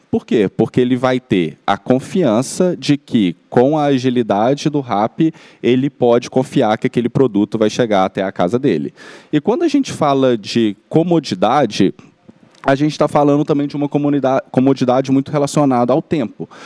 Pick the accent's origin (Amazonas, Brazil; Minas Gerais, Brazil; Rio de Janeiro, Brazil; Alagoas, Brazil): Minas Gerais, Brazil; Belo Horizonte; accent: mineiro; moved away as an adult; now in São Paulo, Brazil; vocês já devem ter reparado também pelo meu, pelo meu sotaque, eu sou, sou mineiro, sou de BH